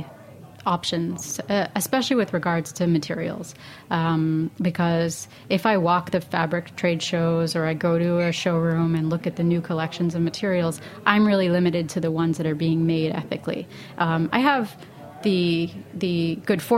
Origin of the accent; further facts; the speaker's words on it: Canada; now in Brooklyn, United States; I'm not the product of hippie parents, but I am Canadian